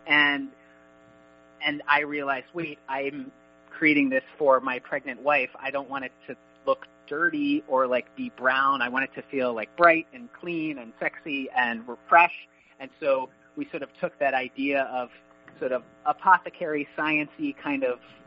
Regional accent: Annapolis, Maryland, United States; also born or lived in Boston; now in Arlington, United States; I grew up in Annapolis

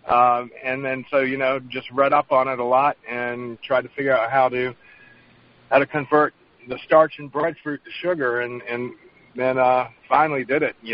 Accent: Reidsville, North Carolina, United States; moved away as an adult; also born or lived in Virginia; now in St. Croix, U.S. Virgin Islands; originally from Reedsville, North Carolina. It's about a mile long, and you, no one probably knows where it's

